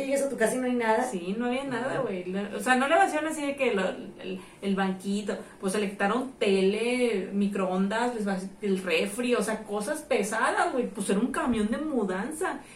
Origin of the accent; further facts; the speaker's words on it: Tampico, Tamaulipas, Mexico; moved away as an adult; yo no era de aquí, era foránea, güey. Yo vine de Tampico a los veintitantos años vivir sola